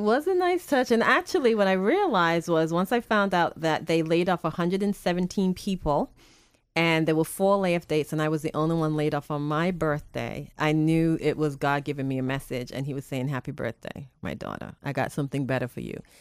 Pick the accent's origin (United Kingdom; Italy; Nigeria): United Kingdom; England; also born or lived in Boston, United States / North Carolina, United States; now in Spring Hill, United States; I was born and raised in England, and, um, my parents moved to the Boston area